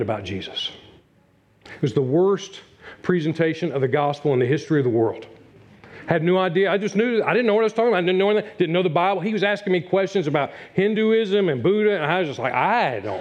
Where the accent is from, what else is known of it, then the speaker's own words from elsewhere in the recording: Newport News, Virginia, United States; Newport News, Virginia, my hometown